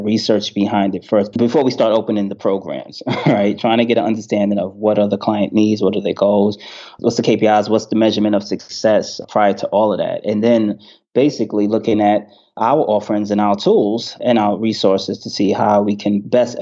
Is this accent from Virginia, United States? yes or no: no; New York City, New York, United States; accent: New York; also born or lived in North Carolina; New York, born and raised.